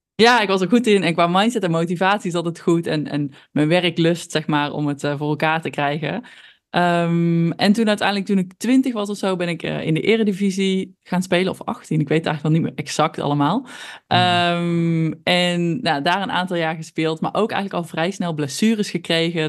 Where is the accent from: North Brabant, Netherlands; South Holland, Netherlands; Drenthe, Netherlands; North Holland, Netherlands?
North Brabant, Netherlands; accent: Brabant; ik ben opgegroeid in een heel klein dorpje in Brabant. Nou, dat eh, heeft mijn accent denk ik alweer verklapt